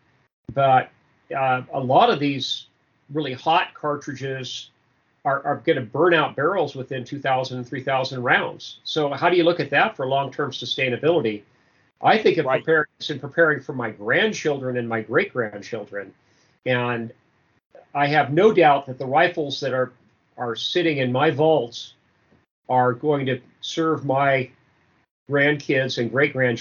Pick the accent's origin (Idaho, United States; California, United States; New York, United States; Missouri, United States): California, United States; Livermore; I grew up in Livermore, California, which is in the East Bay area, east of San Francisco